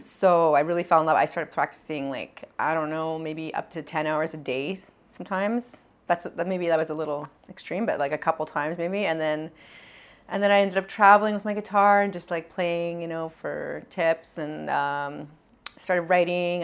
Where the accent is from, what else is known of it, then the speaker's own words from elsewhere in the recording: Edmonton, Alberta, Canada; now in Montreal, Canada; This is all in Alberta. Yeah, I grew up in Edmonton.